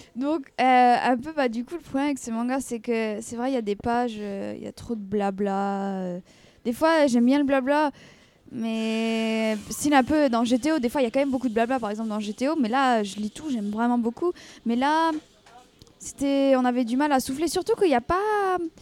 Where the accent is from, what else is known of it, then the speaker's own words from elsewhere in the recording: France; en tant que française